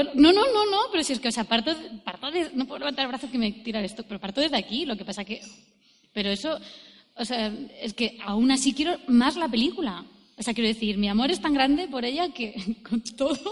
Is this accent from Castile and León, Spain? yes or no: no; Jaén, Andalusia, Spain; yo soy de Jaén